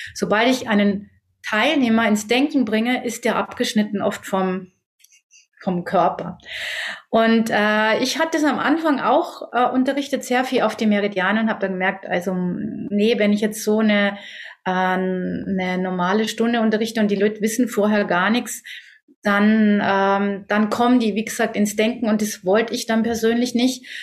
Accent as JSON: {"language": "German", "country": "Germany", "said": "bei uns in Deutschland"}